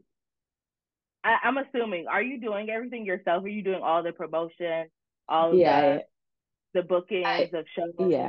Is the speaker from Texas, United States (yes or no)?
no; Chicago, Illinois, United States; I'm from the Chicagoland area